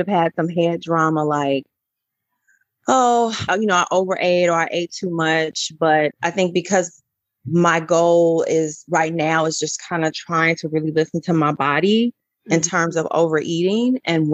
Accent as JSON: {"language": "English", "town": "Chicago", "region": "Illinois", "country": "United States", "moved": "yes", "said": "I'm from Chicago"}